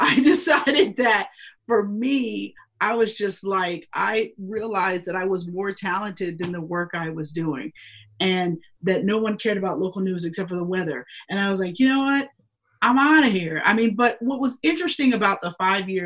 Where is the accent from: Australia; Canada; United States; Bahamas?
United States; Pittsburgh, Pennsylvania; moved away as an adult; now in Philadelphia, United States; My first job I got out of college was in Pittsburgh at the NBC station in my hometown.